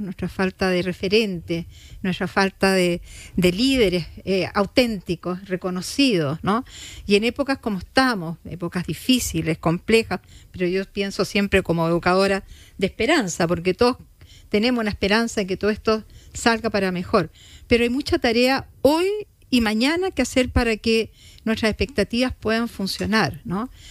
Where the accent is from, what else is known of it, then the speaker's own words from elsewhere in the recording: Chile; como chilenos